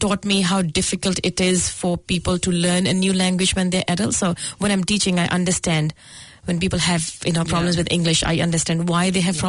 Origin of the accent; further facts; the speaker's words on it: Goraya, Punjab, India; moved away as an adult; also born or lived in New Zealand; now in Auckland, New Zealand; In Punjab, I was born in a small town, Goraya, which is close to one of the big cities, Jalandhar.